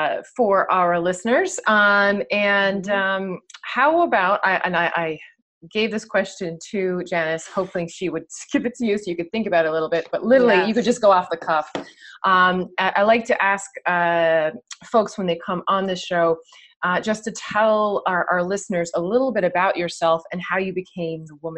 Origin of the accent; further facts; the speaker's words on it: St. John's, Newfoundland and Labrador, Canada; I'm from St. John's. I have lived other places in the world. But when I wanted to raise my child, I wanted to raise her here. I am a lover of this place as well.